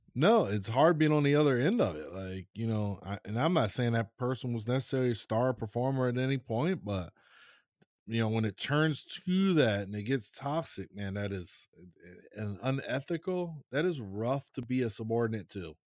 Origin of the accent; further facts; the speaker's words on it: Maryland, United States; I'm from Maryland.